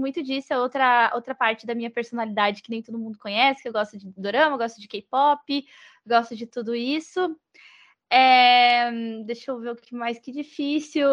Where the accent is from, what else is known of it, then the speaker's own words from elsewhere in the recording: Rio Grande do Sul, Brazil; moved away as an adult; now in Florianópolis, Brazil; eu sou gaúcha, mesmo que eu moro em Florianópolis, eu sou gaúcha, então a galera do Rio Grande do Sul é, pertenço